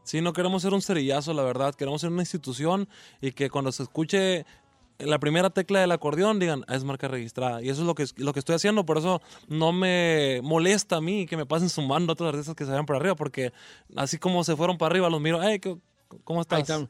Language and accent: Spanish; Culiacán, Sinaloa, Mexico; en Culiacán, que es mi tierra